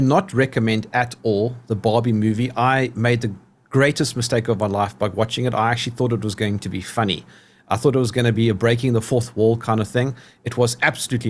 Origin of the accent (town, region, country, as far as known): South Africa; accent: South African